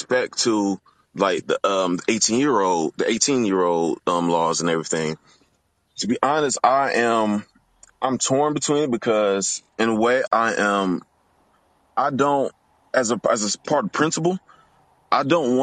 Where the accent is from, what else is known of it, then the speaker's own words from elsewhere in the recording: Detroit, Michigan, United States; now in Louisville, United States; I'm originally from Detroit